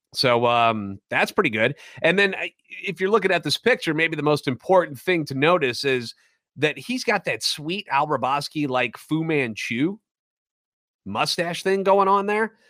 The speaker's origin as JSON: {"language": "English", "town": "St. Louis", "region": "Missouri", "country": "United States", "tie": "born or raised there", "said": "Born and raised in the Lou, and a lifetime Cardinals fan."}